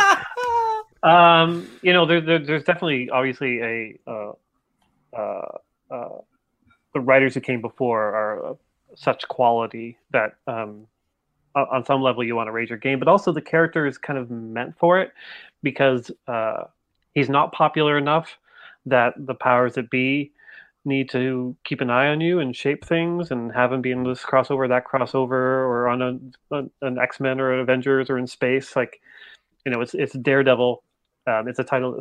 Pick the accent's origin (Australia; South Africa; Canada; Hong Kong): Canada; I'm Canadian